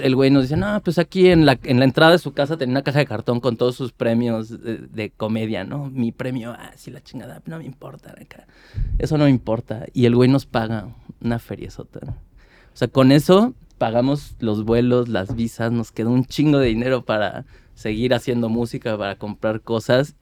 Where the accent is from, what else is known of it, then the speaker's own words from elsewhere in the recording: Mexico City, Mexico; yo soy de Iztapalapa, fui de Iztapalapa mucho tiempo y yo viví en el cerro